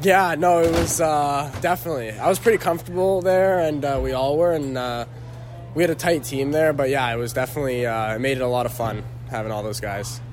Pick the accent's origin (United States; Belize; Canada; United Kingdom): Canada; being Canadian